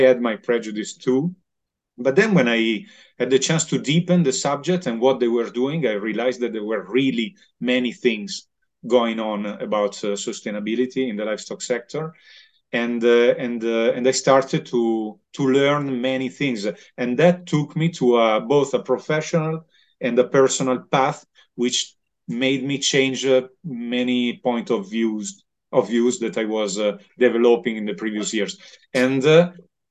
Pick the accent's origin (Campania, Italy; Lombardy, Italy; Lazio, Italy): Lombardy, Italy; Milan; I'm from Milan. So Lombardy is a very meat-oriented region